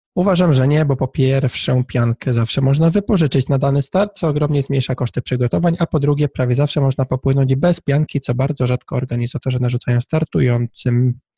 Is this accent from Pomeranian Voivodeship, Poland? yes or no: yes; Tricity, Pomeranian Voivodeship, Poland; ja jestem z, z Trójmiasta